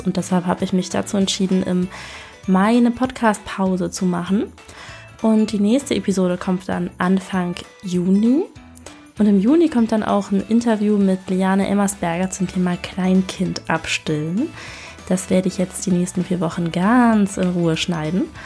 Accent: Northern Germany, Germany; Bei uns im Norden

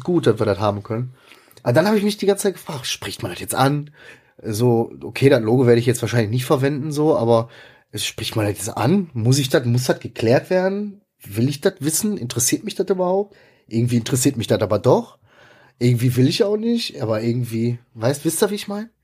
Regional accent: Ruhr area, North Rhine-Westphalia, Germany; ich bin im Ruhrgebiet aufgewachsen

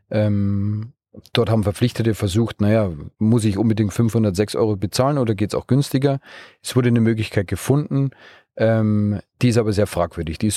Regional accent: Bavaria, Germany; Wir kommen aus aus Bayern, aus der Region München, vielleicht hört man es mir im Dialekt auch an, da ist Österreich nicht mehr so als Ausland.

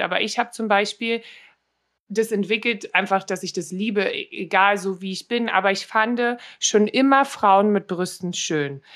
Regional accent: Berlin, Germany; accent: Berliner; moved away as an adult; now in Los Angeles, United States; ich bin halt in Berlin aufgewachsen, ne? Auch hier in Neukölln

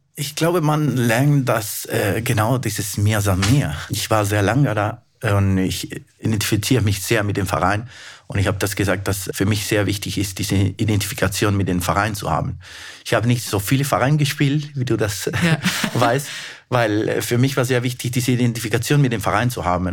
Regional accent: Peru; German is a second language; moved away as an adult; also born or lived in Germany; now in Munich, Germany

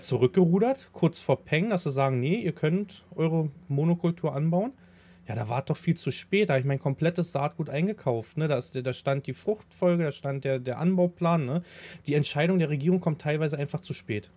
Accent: Havelland, Brandenburg, Germany; ich komme ja aus dem Hafeland

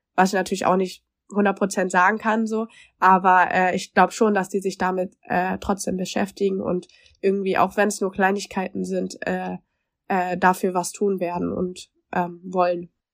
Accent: Germany; ich als Deutsche

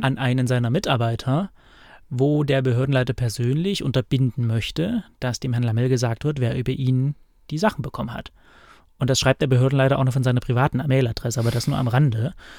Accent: East Germany, Germany; ich bin ja im Osten geboren und groß ja. geworden

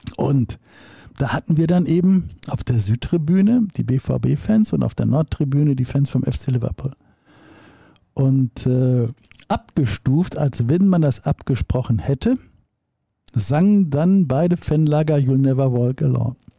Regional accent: Dortmund, North Rhine-Westphalia, Germany; Dortmund, meiner Heimatstadt

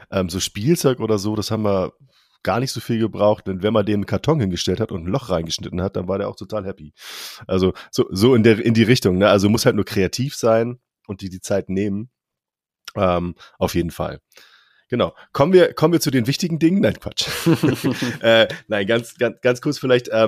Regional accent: Bochum, North Rhine-Westphalia, Germany; Als Bochumer muss ich … sagen.

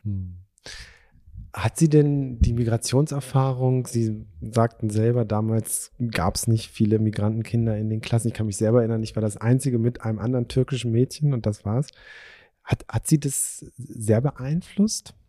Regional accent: Wolfsburg, Lower Saxony, Germany; ich bin ja in Wolfsburg groß geworden

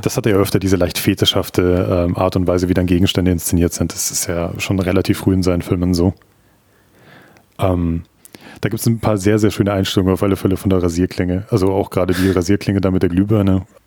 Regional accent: Munich, Bavaria, Germany; ich bin in Neuperlach in München aufgewachsen.

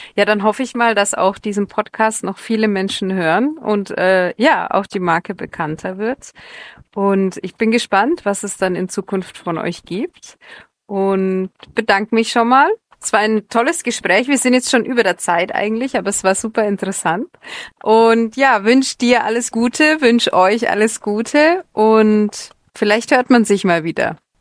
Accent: Nuremberg, Bavaria, Germany; moved away as an adult; now in Indonesia; meine Heimatstadt

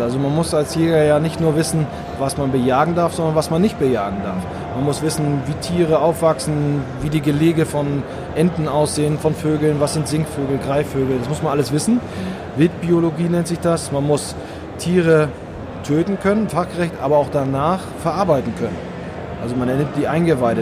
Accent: Northern Germany, Germany; ich komme aus Norddeutschland, das hört man vielleicht ab und zu

